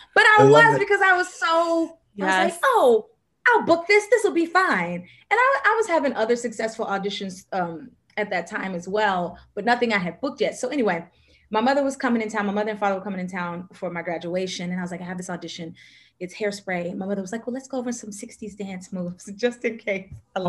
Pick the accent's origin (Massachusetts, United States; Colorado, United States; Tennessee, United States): Tennessee, United States; Nashville; Nashville, Tennessee.